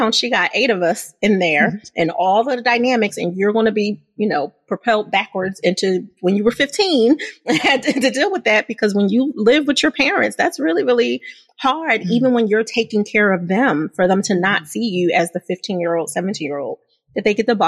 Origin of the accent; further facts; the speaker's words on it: Philadelphia, Pennsylvania, United States; I'm from Philadelphia